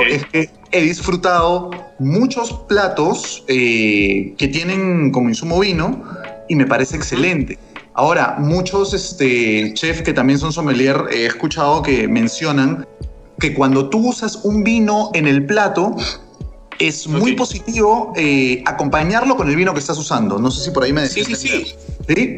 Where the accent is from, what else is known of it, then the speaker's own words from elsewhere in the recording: Peru; nosotros no somos Argentina y no somos Chile, nosotros somos Perú